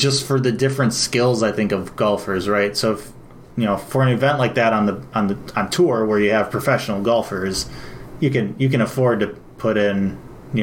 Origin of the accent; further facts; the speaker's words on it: Wisconsin, United States; grew up in Wisconsin